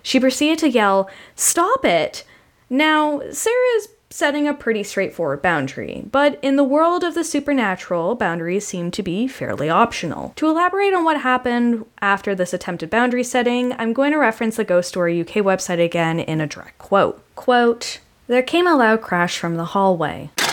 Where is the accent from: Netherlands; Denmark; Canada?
Canada; I'm very Canadian